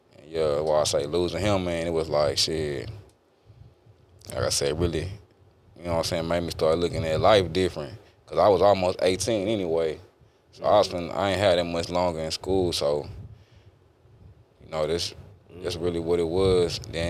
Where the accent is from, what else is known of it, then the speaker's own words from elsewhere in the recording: Beaumont, Texas, United States; All right, so I grew up in Beaumont, Texas, born and raised. I grew up with my mama and my brother.